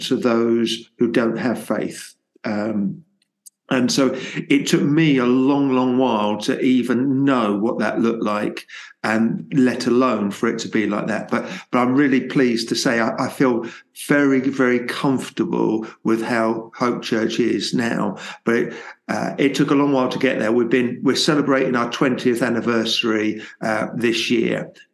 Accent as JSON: {"language": "English", "town": "Luton", "region": "East of England", "country": "United Kingdom", "tie": "born or raised there", "said": "So I'm born and bred in Luton and have certainly for two or three generations lived in Luton."}